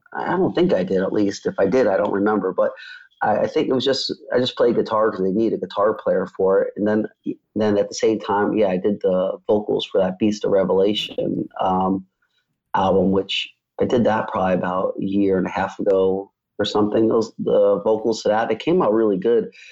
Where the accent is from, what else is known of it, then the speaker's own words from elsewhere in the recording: New York, United States; moved away; I grew up in New York